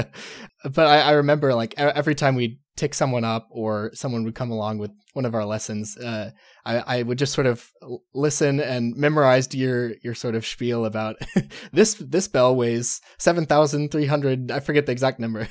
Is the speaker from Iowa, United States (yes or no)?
no; Texas, United States; moved away; growing up in Texas